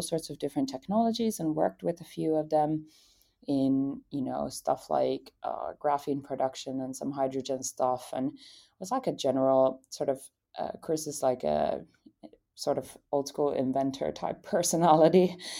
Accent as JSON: {"language": "English", "country": "Finland", "said": "I came from Finland"}